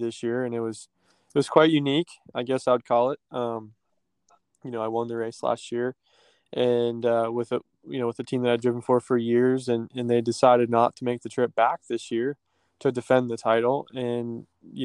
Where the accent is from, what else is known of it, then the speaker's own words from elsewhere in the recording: West Virginia, United States; West Virginia, which is actually my home state